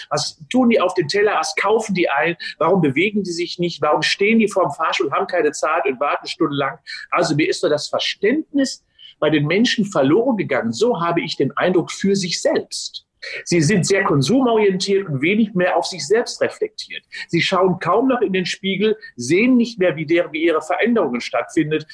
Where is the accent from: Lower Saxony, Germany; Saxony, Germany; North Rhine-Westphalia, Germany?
North Rhine-Westphalia, Germany; Unna; moved away as an adult; now in Cologne, Germany; 18. März 57 geboren in Unna, bin also Westfale. Ähm, bin dort ja. aufgewachsen